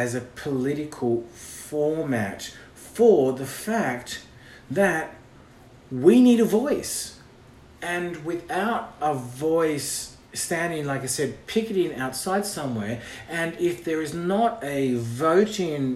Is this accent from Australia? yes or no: yes; Australia; now in Los Angeles, United States; I'm an Australian living in Los Angeles